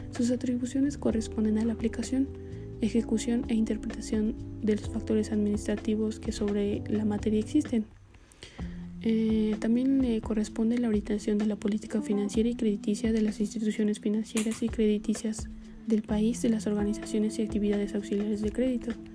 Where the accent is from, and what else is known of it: Mexico